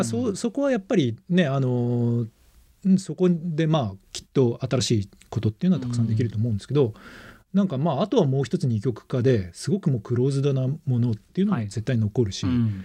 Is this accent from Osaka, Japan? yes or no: no; Okayama, Japan; moved away as an adult; now in Tokyo, Japan; 僕も中学高校岡山で育っていて